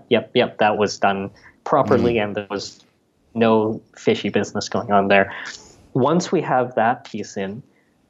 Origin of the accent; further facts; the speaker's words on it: Canada; being a Canadian citizen